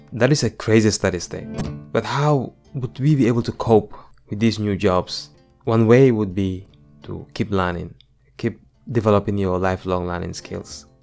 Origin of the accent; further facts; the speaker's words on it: Gambia; moved away as an adult; now in United States; growing up in the Gambia.